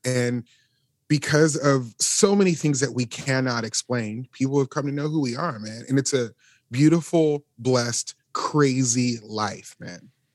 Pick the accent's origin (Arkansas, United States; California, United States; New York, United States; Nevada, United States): Nevada, United States; Las Vegas; now in Nashville, United States; We both grew up in Las Vegas